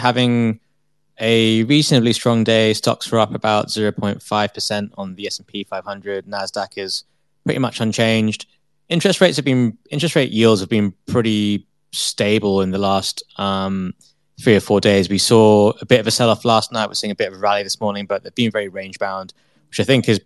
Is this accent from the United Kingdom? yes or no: yes; England, United Kingdom; I'm English